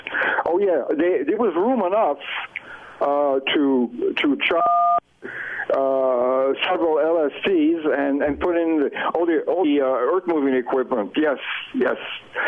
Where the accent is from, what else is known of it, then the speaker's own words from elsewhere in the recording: Île-de-France, France; moved away; Well, I was born of French parents. I was born in San Francisco. Okay. In 1925, but for family reasons, my parents had to go back to France, so I went back to France when I was 4 years old. So we lived there. My father worked in the suburbs of Paris.